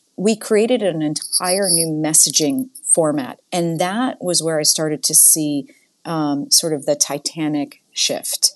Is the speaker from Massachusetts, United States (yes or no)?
yes; Boston, Massachusetts, United States; moved away as an adult; now in Houston, United States; I'm a Yankee, like, from the North